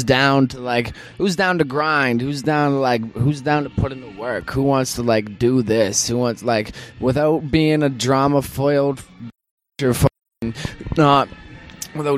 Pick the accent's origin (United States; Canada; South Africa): Canada; Windsor, Nova Scotia; born or raised there